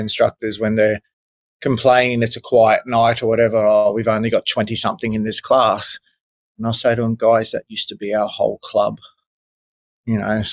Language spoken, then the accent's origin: English; country Queensland, Australia; also born or lived in Brisbane; I grew up in a country town in country Queensland